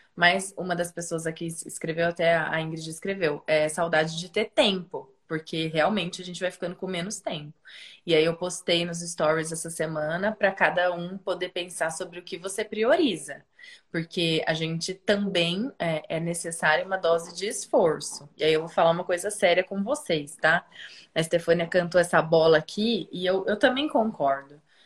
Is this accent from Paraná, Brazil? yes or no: no; Piracicaba, São Paulo, Brazil; moved away as an adult; Quando eu voltei para Piracicaba, eu fui, eu, eu saí de Pira uma pessoa e eu voltei uma pessoa muito diferente